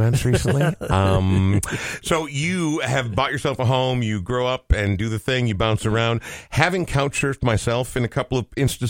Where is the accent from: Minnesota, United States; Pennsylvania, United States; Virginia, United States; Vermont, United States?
Minnesota, United States; Coon Rapids; I grew up in Coon Rapids